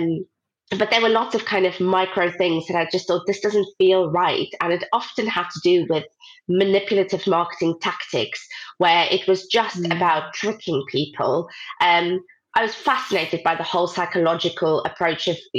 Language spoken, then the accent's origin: English; South Africa; moved away as an adult; now in United Kingdom; I grew up in South Africa and that's what I went to study